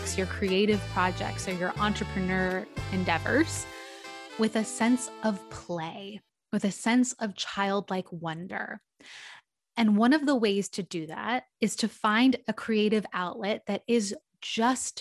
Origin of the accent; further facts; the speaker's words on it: San Diego, California, United States; driving distance from my hometown